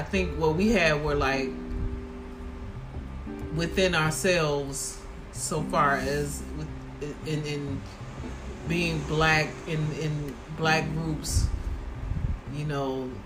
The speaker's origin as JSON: {"language": "English", "town": "Chicago", "region": "Illinois", "country": "United States", "tie": "born or raised there", "said": "growing up in Chicago"}